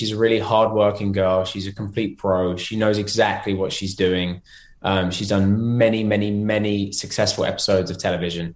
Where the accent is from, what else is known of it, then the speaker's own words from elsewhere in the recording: London, United Kingdom; now in Los Angeles, United States; I'm from London